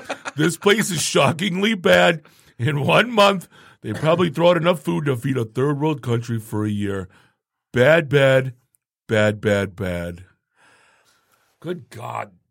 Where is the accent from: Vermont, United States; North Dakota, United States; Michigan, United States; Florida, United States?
Michigan, United States; Warren; I grew up in Warren